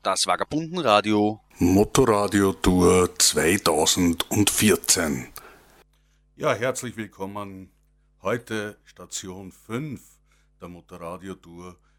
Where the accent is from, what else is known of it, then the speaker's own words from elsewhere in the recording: Langenlois, Lower Austria, Austria; ich komme aus Langenlois und das ist also 7000 Einwohner mit rundherum liegenden Gemeinden